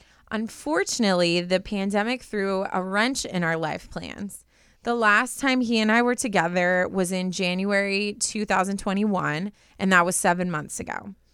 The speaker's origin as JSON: {"language": "English", "country": "Canada", "said": "He's from the UK, and I'm from Canada."}